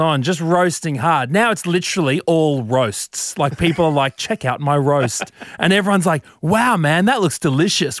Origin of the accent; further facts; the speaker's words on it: Brisbane, Queensland, Australia; moved away; I'm from Brizzy, Brizzy boy.